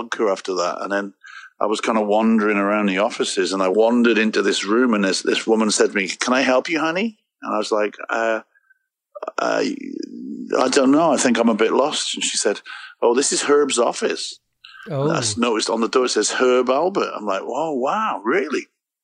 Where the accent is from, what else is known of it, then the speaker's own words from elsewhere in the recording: Wales, United Kingdom; moved away as an adult; also born or lived in England; now in Chicago, United States; I come from Wales